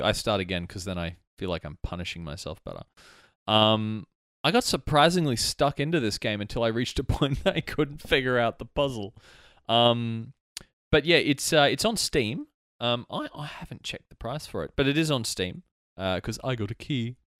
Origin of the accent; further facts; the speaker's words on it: Albany Creek, Queensland, Australia; I grew up in Albany Creek